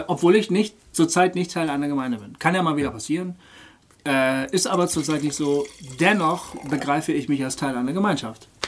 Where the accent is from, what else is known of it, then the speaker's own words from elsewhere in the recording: Germany; als Deutsche